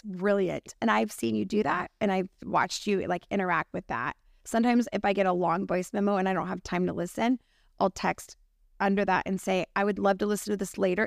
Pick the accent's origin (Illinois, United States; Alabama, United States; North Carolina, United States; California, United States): California, United States; as a Californian, which we are